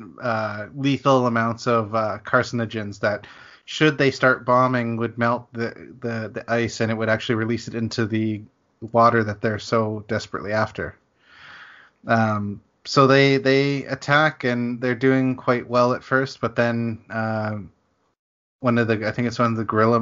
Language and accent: English; Canada; as a Canadian